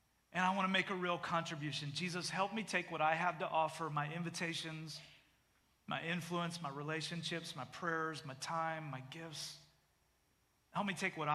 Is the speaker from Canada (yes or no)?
yes; Canada; moved away as an adult; now in United States; I am a Canadian citizen